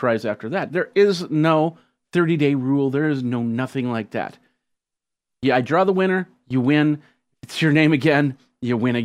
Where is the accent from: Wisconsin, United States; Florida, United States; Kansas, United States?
Wisconsin, United States; I'm from Wisconsin, not from Hawaii.